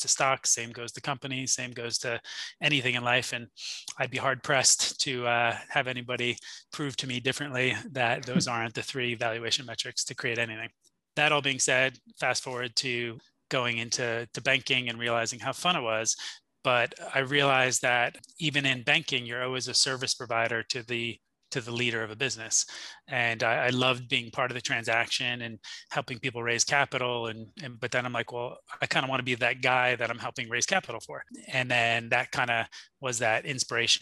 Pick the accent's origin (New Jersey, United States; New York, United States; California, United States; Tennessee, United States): New Jersey, United States; Jersey Shore; I grew up on the Jersey Shore in a really nice town and area